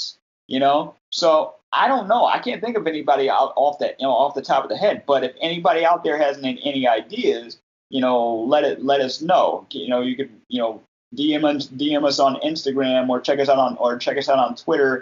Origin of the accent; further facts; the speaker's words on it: United States; as a black kid growing up in America